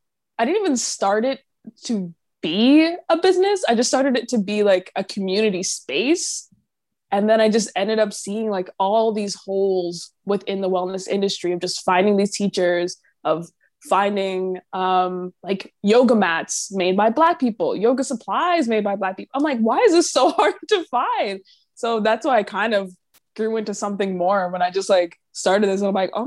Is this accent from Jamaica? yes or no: yes; Jamaica; And I'm Jamaican, so I was like, oh, let me come visit.